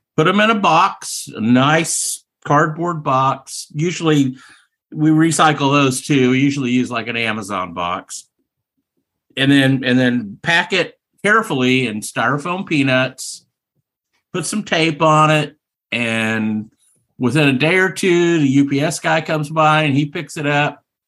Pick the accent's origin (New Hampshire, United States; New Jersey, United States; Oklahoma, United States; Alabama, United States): Oklahoma, United States; my home state of Oklahoma.